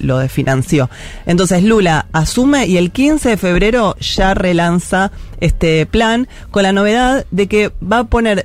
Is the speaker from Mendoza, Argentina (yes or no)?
no; Buenos Aires, Argentina; yo soy de Parque Patricia